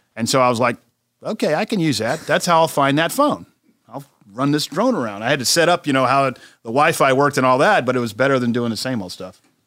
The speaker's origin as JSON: {"language": "English", "region": "South Carolina", "country": "United States", "said": "my home state of South Carolina"}